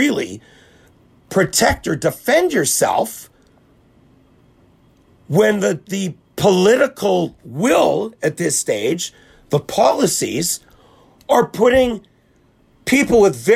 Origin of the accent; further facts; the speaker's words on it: Winnipeg, Manitoba, Canada; we grew up in the same neighborhood.